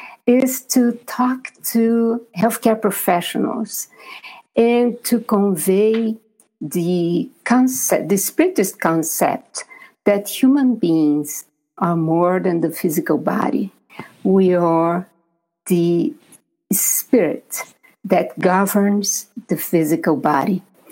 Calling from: Maryland, United States; And I'm talking from Maryland.

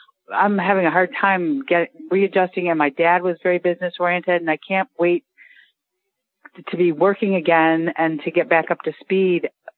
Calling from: Jacksonville, Florida, United States; Outside of Jacksonville.

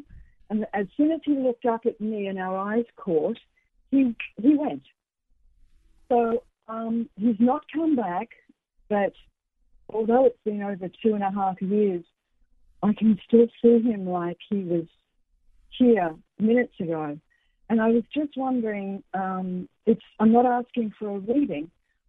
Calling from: Queensland, Australia; Queensland, Australia. Nice and early here.

